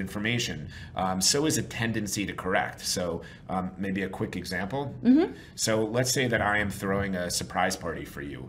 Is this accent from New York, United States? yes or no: yes; New York, United States; I'm from New York originally